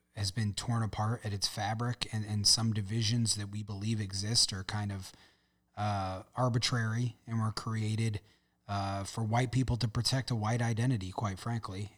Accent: St. Louis, Missouri, United States; I'm from the city. I'm from South City

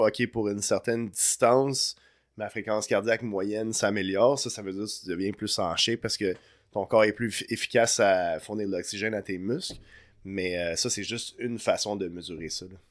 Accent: Montreal, Quebec, Canada; Je viens, de Montréal à la base euh, de Notre-Dame-de-Grâce

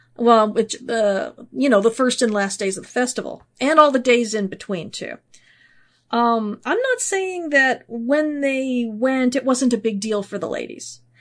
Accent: United States; speaking as an American here.

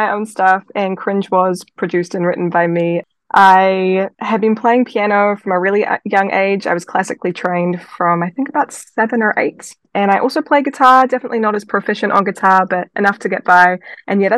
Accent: New Plymouth, Taranaki, New Zealand; now in Oceanside, United States; I grew up in New Plymouth, which is the west coast of the North Island of New Zealand.

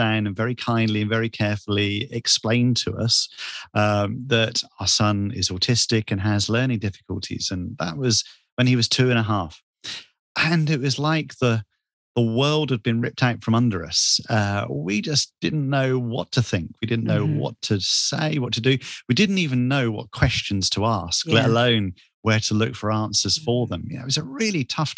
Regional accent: Bournemouth, South West England, United Kingdom; I'm from the south coast of England, a beach town called Bournemouth. And that's where I was born and raised

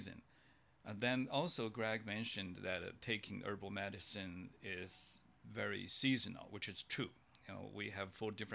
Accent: China; moved away; when I grew up in China

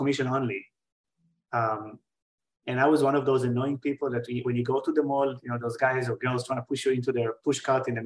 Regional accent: Israel; born or raised there; moved away as an adult; also born or lived in New York

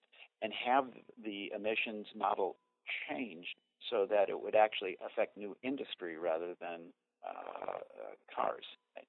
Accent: Minnesota, United States; born there; now in Wisconsin, United States; I was born in Minnesota and Minnesota is looking better to me right now.

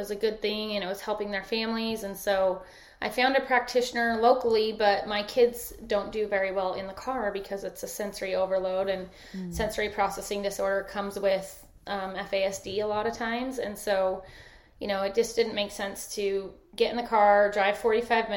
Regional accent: Sandy, Utah, United States; moved away as an adult; I grew up in Sandy, Utah

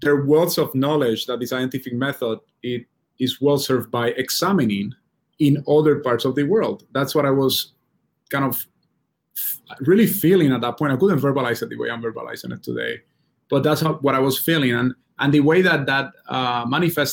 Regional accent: Puerto Rico; moved away as an adult; I grew up in Puerto Rico

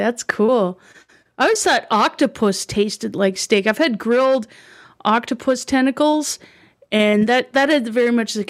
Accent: Canada; I'm Canadian. They didn't teach me Spanish.

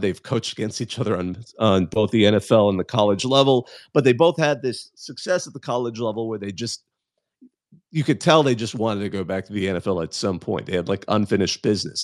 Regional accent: Southern California, United States; I'm from Southern California

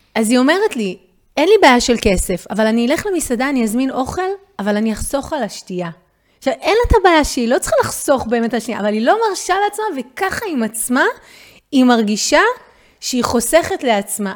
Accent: Israel; כולנו כישראלים

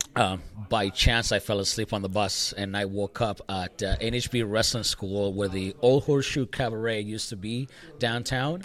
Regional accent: El Salvador; now in Canada; I came to Canada in 1996. Mm-hmm. Uh, I grew up watching wrestling in El Salvador at a very, young age

